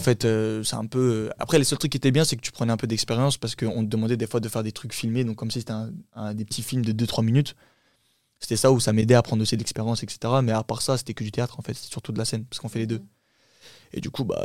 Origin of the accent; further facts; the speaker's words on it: Champigny-sur-Marne, Île-de-France, France; first language Turkish; French is a second language; also born or lived in Saint-Brieuc, Brittany; je suis né euh, là-bas et je suis resté au bout de deux ans. On est venu sur Paris